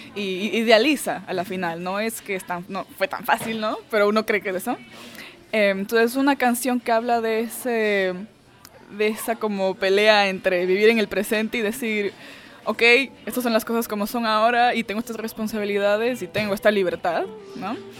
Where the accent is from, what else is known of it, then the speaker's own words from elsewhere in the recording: Ecuador; also born or lived in Venezuela; now in Austin, United States; yo crecí en Ecuador, crecí en Ecuador, yo nací en Venezuela